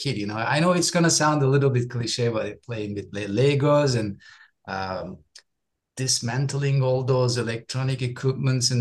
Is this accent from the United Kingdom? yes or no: no; Istanbul, Turkey; English is a second language; moved away as an adult; now in Dallas, United States; I'm from Turkey. I was born and raised in Istanbul